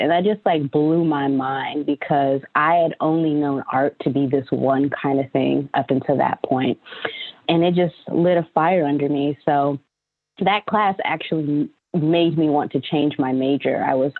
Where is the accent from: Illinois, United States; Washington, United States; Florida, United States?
Florida, United States; Tampa; moved away as an adult; also born or lived in New York; now in Chicago, United States; I mean, I grew up in Tampa, Florida, and we definitely had museums, but art and culture, you know, wasn't like a huge part of my upbringing in the traditional sense.